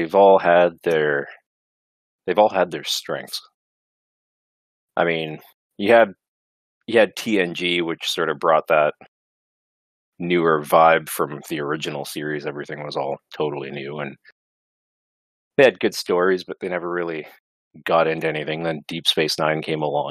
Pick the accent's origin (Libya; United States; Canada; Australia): Canada; I'm a Canadian